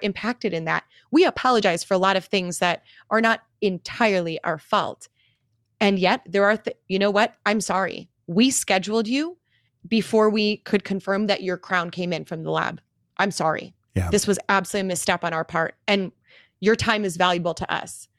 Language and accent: English; Milwaukee, Wisconsin, United States; moved away; return to my hometown of Milwaukee, Wisconsin